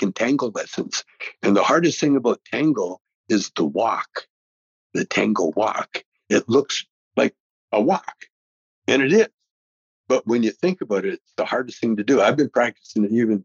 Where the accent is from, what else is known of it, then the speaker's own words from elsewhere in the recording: Alberta, Canada; moved away as an adult; now in United States; I grew up in Canada